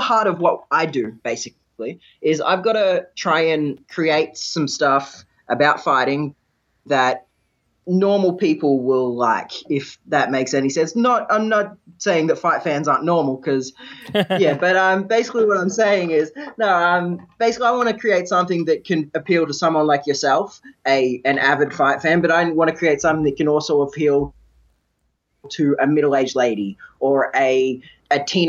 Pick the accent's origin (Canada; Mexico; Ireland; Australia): Australia; Victoria; In Victoria, my home state